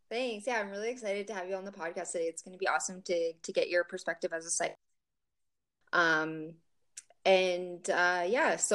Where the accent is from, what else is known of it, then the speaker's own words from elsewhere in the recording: Ontario, Canada; actually, I grew up in Ontario